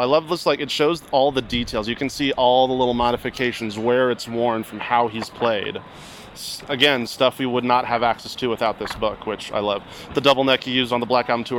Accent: Hershey, Pennsylvania, United States; I'm from Hershey, Pennsylvania

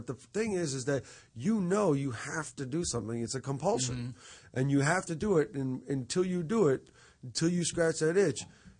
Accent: New York, United States; I was from New York

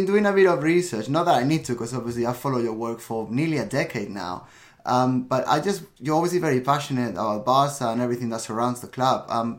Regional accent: London, United Kingdom; and I'm from London

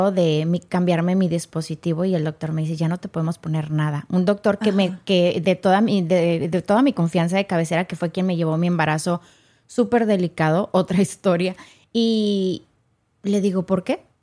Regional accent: Mexico; O sea, yo vengo de México

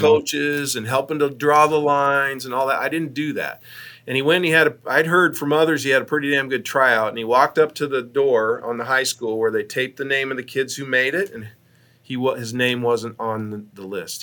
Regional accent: Ashland, Nebraska, United States; Ashland, Nebraska, between Omaha and Lincoln, which is my hometown

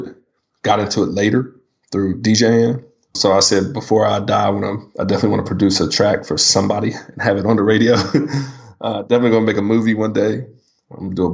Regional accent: Townsville, Virginia, United States; moved away; I grew up in Virginia

